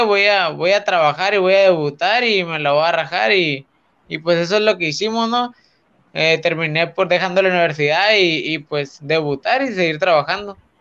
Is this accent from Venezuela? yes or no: no; Tijuana, Baja California, Mexico; como buen mexicano